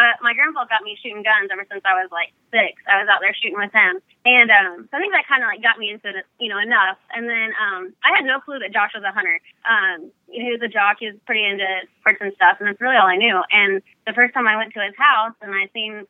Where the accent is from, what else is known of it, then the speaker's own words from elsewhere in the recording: Jasonville, Indiana, United States; Jasonville, Indiana.